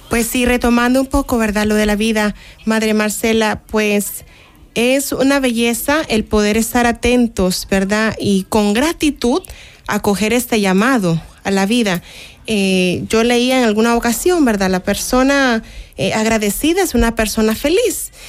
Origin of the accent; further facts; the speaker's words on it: Nicaragua; now in El Salvador; en mi país, de hecho, en Nicaragua